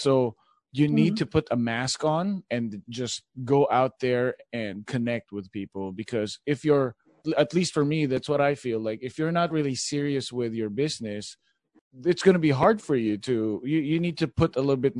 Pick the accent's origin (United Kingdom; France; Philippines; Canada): Philippines; English is a second language; now in United States; when I started out, I came from the Philippines and I knew how to speak English, but not like California English. So I had to like immerse myself into the culture.